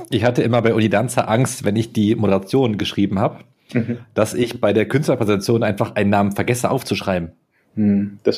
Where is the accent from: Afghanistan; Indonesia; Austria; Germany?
Germany; Augsburg, Bavaria; Augsburg ist. Meine Heimat.